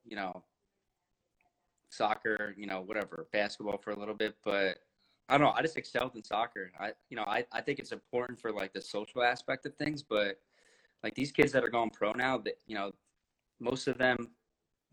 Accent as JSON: {"language": "English", "region": "New Jersey", "country": "United States", "said": "I'm from Jersey"}